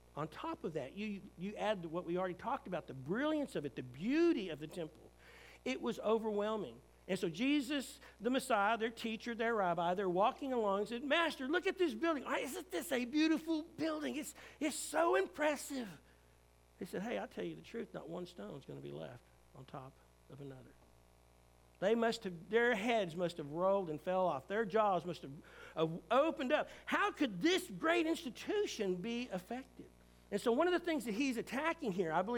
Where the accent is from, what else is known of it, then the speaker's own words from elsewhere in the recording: United States; as a Christian who's an American